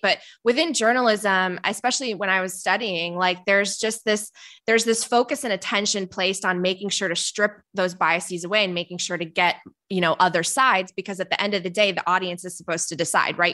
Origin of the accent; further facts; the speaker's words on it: Palatine, Illinois, United States; also born or lived in Poland; My family came to the suburbs of Chicago when I was five, so I grew up outside Chicago